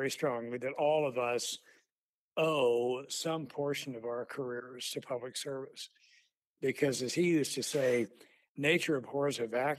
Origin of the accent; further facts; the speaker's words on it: St. Louis, Missouri, United States; born there; Well, I was born in St. Louis, Missouri.